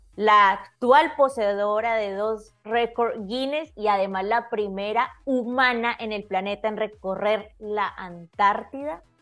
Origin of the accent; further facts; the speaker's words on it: Colombia; como decimos en mi país, berraca